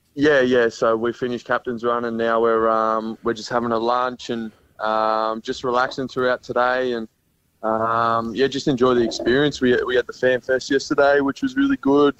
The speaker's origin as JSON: {"language": "English", "town": "Gold Coast", "region": "Queensland", "country": "Australia", "tie": "born or raised there", "said": "Being a, a Gold Coast kid coming up, um, being based up here, and then also being a Queenslander"}